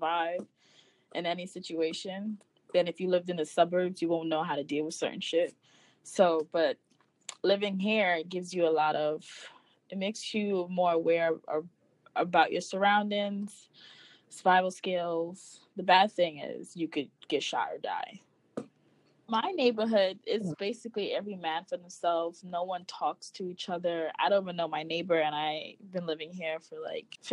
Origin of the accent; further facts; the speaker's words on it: Guyana; also born or lived in Bronx, New York; now in Brooklyn, United States; I'm originally from Guyana.